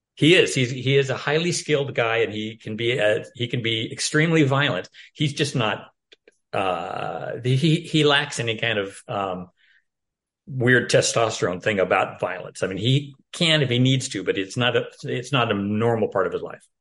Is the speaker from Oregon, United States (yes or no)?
yes; Portland, Oregon, United States; Portland, Oregon, my hometown